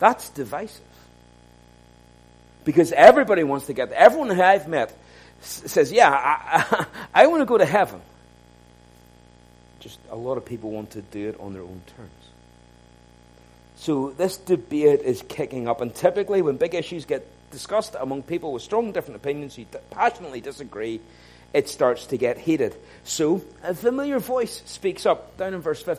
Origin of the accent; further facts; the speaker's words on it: Ballymena, Northern Ireland, United Kingdom; I grew up in Ballymena